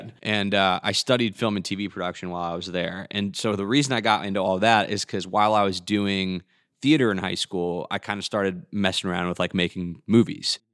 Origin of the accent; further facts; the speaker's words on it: Atlanta, Georgia, United States; also born or lived in New Jersey; I grew up in the Atlanta area, so like Alpharetta, Johns Creek, that area.